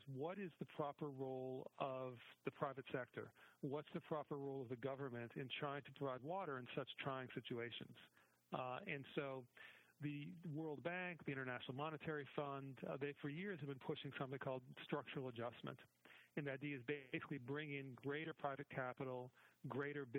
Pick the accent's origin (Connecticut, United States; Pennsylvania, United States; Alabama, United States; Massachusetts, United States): Massachusetts, United States; Boston; I grew up in Boston